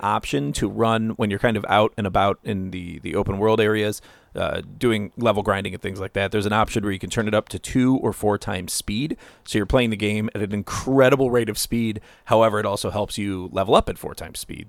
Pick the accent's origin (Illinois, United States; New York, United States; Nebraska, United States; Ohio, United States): Ohio, United States; moved away; I come from Ohio